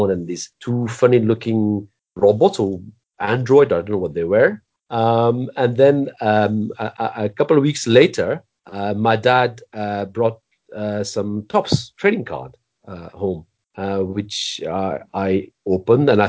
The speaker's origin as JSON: {"language": "English", "country": "Belgium", "tie": "born or raised there", "said": "I grew up in Belgium"}